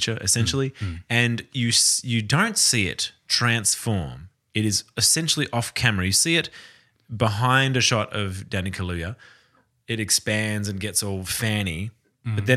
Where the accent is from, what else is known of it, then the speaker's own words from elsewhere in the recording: Tasmania, Australia; We're all from Tassie